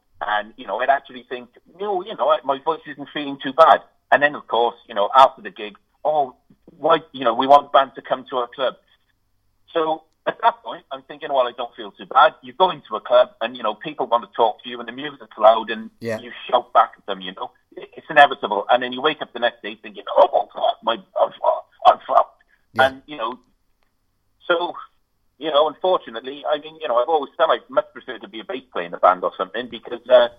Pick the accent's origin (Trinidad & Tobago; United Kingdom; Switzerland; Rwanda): United Kingdom; Cardiff, Wales; the first show was my hometown. Because that's where I was born